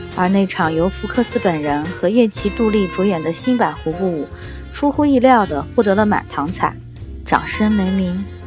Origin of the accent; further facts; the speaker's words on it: China; 胡步舞其实只是我们中国人的音译而已